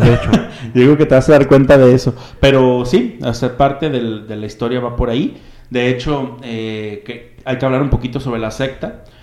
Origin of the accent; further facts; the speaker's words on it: Mexico; nos identificamos prácticamente como mexicanos